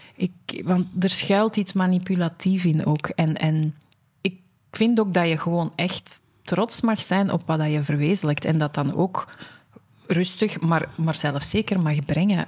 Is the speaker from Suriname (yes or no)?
no; Antwerp, Flanders, Belgium; accent: Antwerps; mijn Antwerps accent